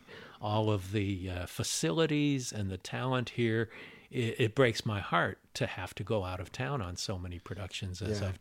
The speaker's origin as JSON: {"language": "English", "town": "Los Angeles", "region": "California", "country": "United States", "tie": "born there", "said": "And I was born in Los Angeles."}